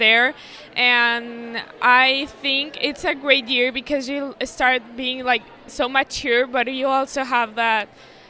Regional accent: Mexico City, Mexico; I'm from Mexico City, Highlands International School.

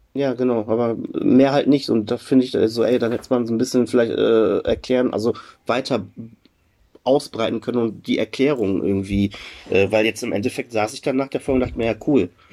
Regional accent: Germany; bei uns in Deutschland

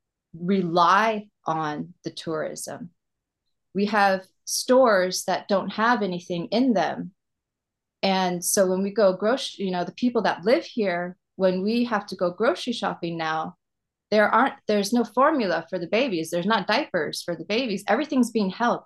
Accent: California, United States; now in Maui, United States; I was raised in California

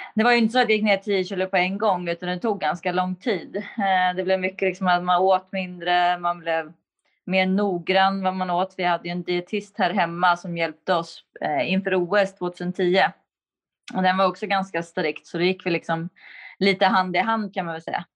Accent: Sweden; moved away as an adult; also born or lived in United States; mina föräldrar var ju hemma i Sverige och jag var i USA

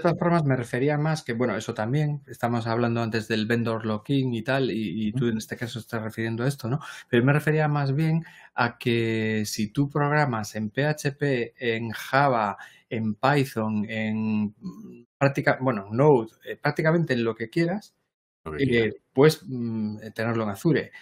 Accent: Galicia, Spain; aquí en Galicia decimos ambas

